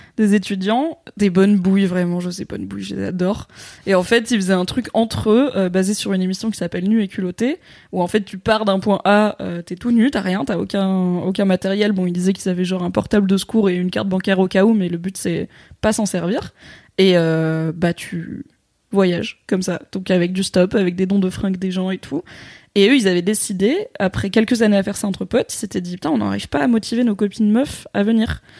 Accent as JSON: {"language": "French", "country": "Morocco", "said": "moi, je suis marocaine"}